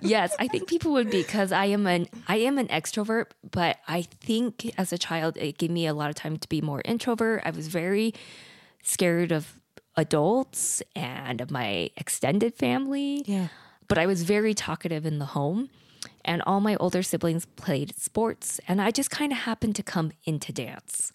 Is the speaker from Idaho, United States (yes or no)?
yes; Idaho, United States; moved away; also born or lived in South Korea; I was adopted from Korea at eight months old, and I grew up in the rural areas of Idaho on a dirt road